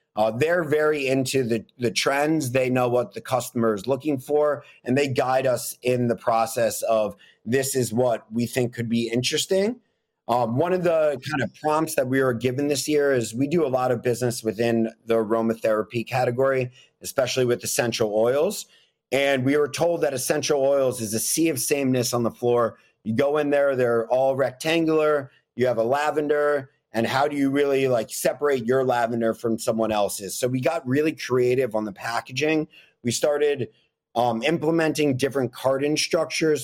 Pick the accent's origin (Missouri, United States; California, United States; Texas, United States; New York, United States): New York, United States; New York City; I grew up in Manhattan, living next to a Walgreens